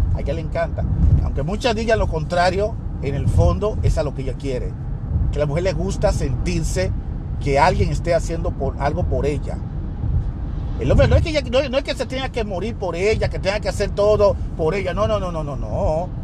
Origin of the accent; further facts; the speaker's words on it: Dominican Republic; moved away; en mi país, el país que me vio nacer, que es en la República Dominicana